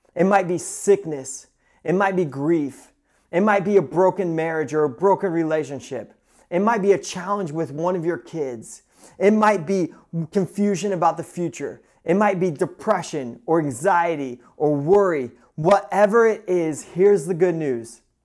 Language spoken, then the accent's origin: English; Midwest, United States; now in Pacific Northwest, United States; growing up in the Midwest, I am used to a ton of snow, and I love it. And moving out to the West Coast